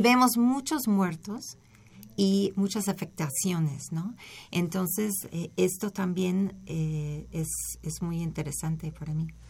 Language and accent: Spanish; Berkeley, California, United States; moved away as an adult; also born or lived in Los Angeles, United States; now in Mexico; yo soy de Berkeley